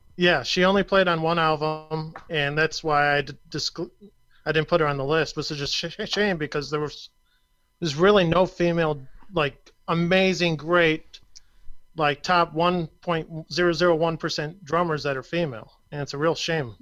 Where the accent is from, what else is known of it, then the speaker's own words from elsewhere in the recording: Flint, Michigan, United States; my hometown